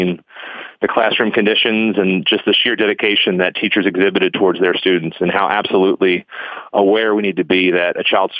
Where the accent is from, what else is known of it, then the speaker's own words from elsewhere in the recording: eastern Baltimore County, Maryland, United States; Born and bred over in eastern Baltimore County in the shadow of a steel mill